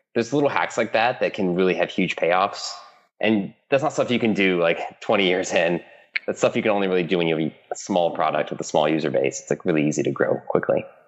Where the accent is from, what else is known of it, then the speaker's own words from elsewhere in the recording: Michigan, United States; moved away as an adult; also born or lived in East Coast / Stanford, California; I grew up in Michigan, middle middle nowhere, Midwest United States